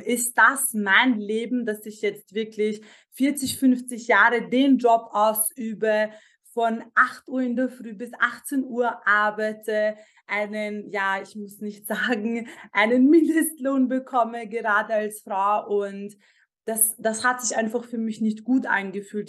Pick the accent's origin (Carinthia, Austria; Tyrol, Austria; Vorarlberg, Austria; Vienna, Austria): Vienna, Austria; Ich bin normalerweise in Wien geboren ähm, und aufgewachsen, zur Schule gegangen